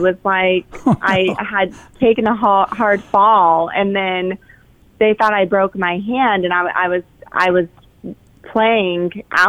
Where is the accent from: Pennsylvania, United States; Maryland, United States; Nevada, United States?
Nevada, United States; Winnemucca; also born or lived in Elko, Nevada; now in Reno, United States; So I've kind of lived a little bit of everywhere in Nevada. I was born in Elko. I also grew up a lot in Winnemucca, Nevada, which is another small gold mining town. And then when I was older, when I was a young adult, I started working in Reno, Nevada.